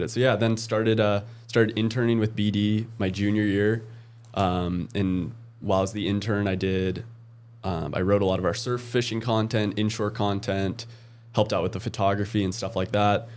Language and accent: English; Oregon, United States; moved away; I grew up in Oregon